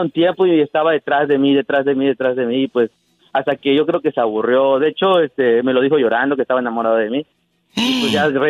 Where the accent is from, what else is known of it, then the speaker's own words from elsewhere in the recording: Cozumel, Quintana Roo, Mexico; Uh, soy anónimo de Cozumel.